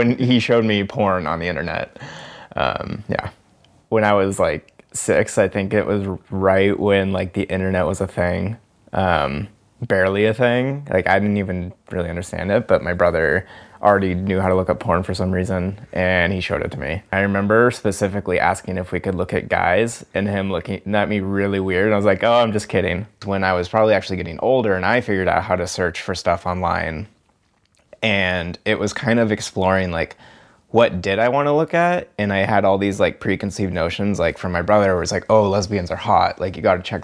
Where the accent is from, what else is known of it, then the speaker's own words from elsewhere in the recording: Bainbridge Island, Washington, United States; I grew up over on Bainbridge Island.